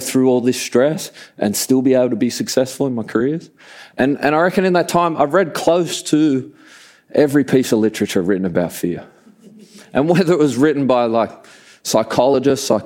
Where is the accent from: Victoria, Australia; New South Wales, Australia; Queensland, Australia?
New South Wales, Australia; Sydney; I grew up down in Sydney at a beach called Maroubra Beach.